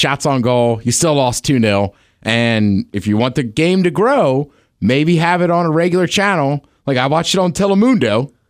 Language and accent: English; Canada; I was like, oh, look at me being Canadian.